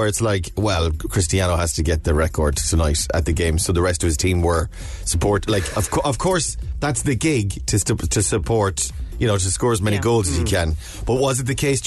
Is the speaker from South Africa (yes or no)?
no; Ireland; as Irish people